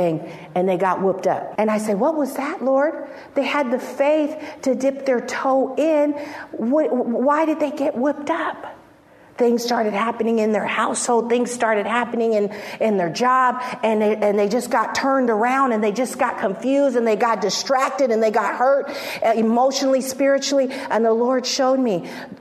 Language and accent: English; San Francisco, California, United States; we've known each other since we were 5 years old, and we grew up in San Francisco